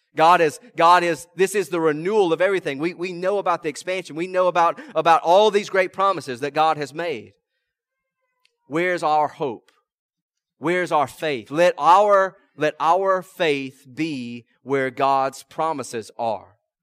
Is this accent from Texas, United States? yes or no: no; rural South Mississippi, United States; also born or lived in Tickfaw, Louisiana; I'm from uh, rural South Mississippi